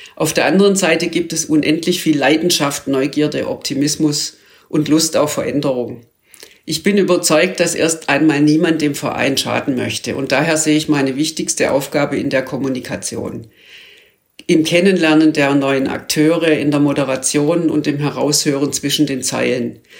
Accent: Stuttgart, Baden-Württemberg, Germany; moved away as an adult; geboren und aufgewachsen in Stuttgart mit dem VfB

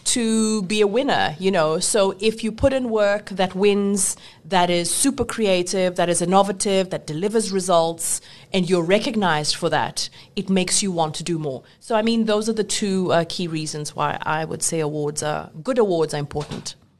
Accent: South Africa; I'm talking South African

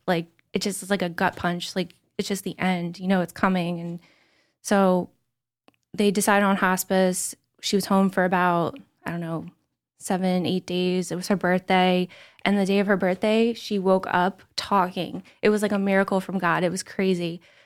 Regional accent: Somerdale, New Jersey, United States; I'm from Summerdale

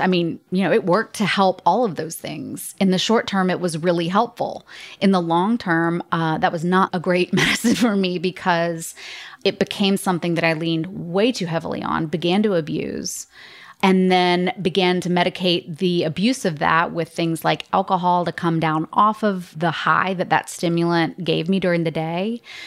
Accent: Atlanta, Georgia, United States; I was born and raised in Atlanta, Georgia

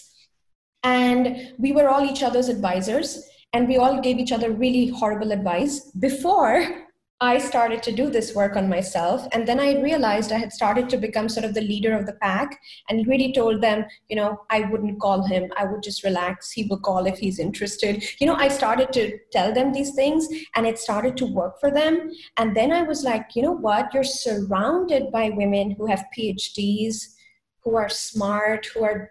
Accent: India; moved away as an adult; now in Germany; I come originally from India. And in my culture, we don't introduce boyfriends

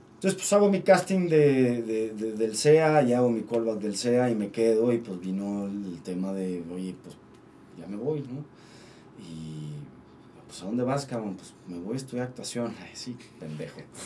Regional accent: Torreón, Coahuila, Mexico; now in Mexico City, Mexico; a Torreón, a mi casa, yo soy de Torreón

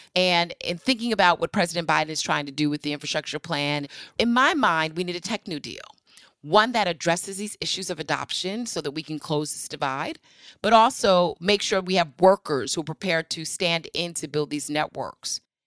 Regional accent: New Rochelle, New York, United States; I'm from New Rochelle, New York

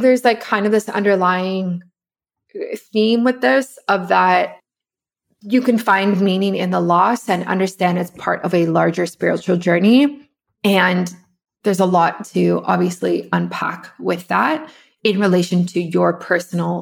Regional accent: South Africa; I'm from South Africa

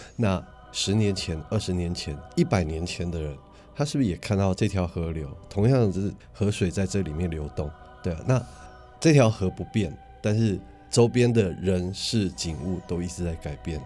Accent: Taipei, Taiwan; 像我从小在台北长大

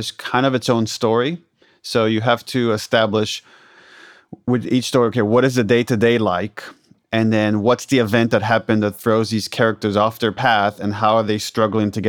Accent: Israel; moved away; I'm originally from Israel

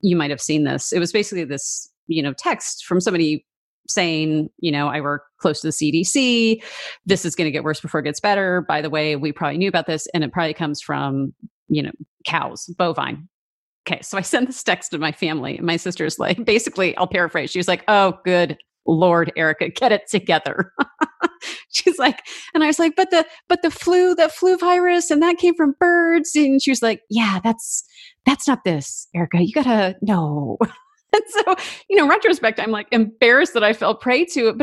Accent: Vancouver, British Columbia, Canada; moved away; I'm originally from Vancouver, Canada

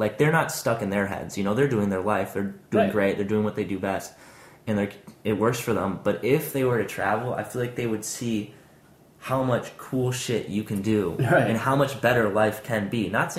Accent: Madison, Wisconsin, United States; But growing up in Madison was awesome. The only thing is, like, I still have friends who are live there

